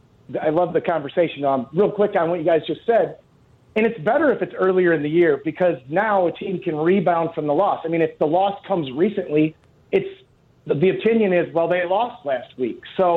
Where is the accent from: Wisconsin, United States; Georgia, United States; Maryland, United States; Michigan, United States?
Michigan, United States; Lansing; I'm from Lansing, right down the street from Michigan State.